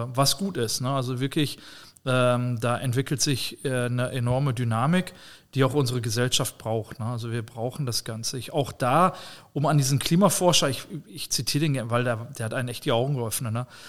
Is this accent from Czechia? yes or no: no; Germany; also born or lived in near the Dutch border (residence); Wir bauen als Deutsche